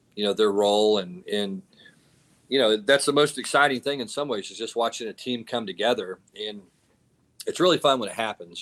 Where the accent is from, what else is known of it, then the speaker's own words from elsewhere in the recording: Texas, United States; I'm from Texas